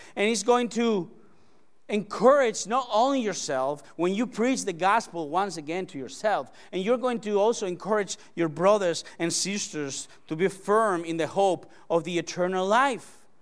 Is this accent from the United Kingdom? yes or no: no; Spain; English is a second language; moved away; I came all the way from Spania. from Spain